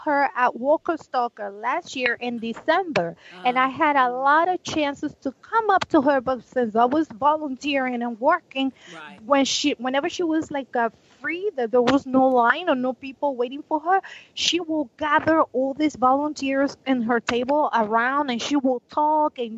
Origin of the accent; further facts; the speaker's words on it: Panama; moved away; I'm from Panama